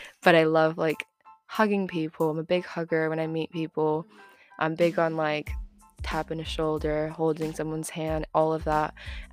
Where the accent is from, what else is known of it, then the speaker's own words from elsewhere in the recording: Florida, United States; moved away as an adult; now in United Kingdom; I'm 20 and I'm from Florida